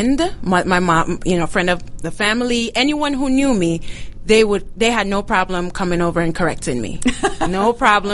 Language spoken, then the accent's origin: English; Jamaica; now in United States; So I am from Jamaica, born and raised. And until moving here into the U.S.